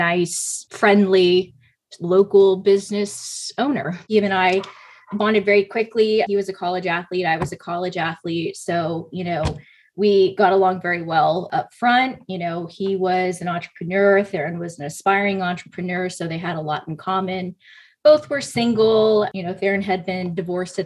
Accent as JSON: {"language": "English", "town": "Dallas", "region": "Texas", "country": "United States", "moved": "as an adult", "lives_now": "Oklahoma, United States", "said": "I'm actually from Dallas, Texas. I moved here originally in 2009"}